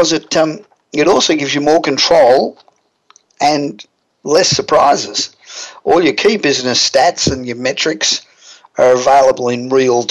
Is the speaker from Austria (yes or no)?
no; Australia; accent: Australian; even with my Australian accent